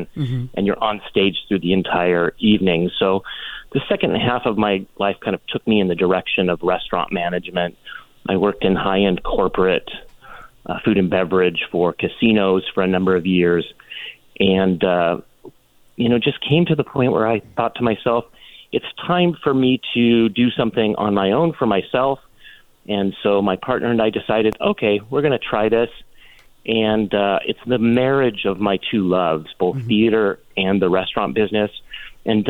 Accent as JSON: {"language": "English", "area": "just north of San Francisco", "region": "Northern California", "country": "United States", "tie": "born or raised there", "lives_now": "Palm Springs, United States", "said": "I was born in Northern California, just north of San Francisco"}